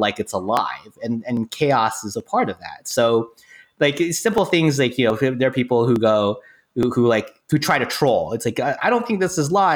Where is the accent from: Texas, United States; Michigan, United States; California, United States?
California, United States; Silicon Valley; now in Los Angeles, United States; I grew up in the Silicon Valley area and I moved down to LA to become a screenwriter.